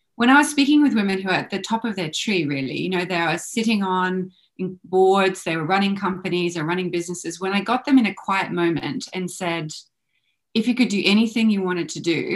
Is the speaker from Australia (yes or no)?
yes; Australia; I grew up in Australia